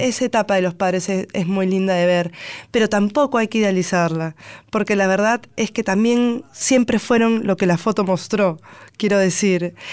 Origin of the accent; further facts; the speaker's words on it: Lima, Peru; accent: Lima tonadita; moved away as an adult; now in Buenos Aires, Argentina; defiendo mi toradita limeña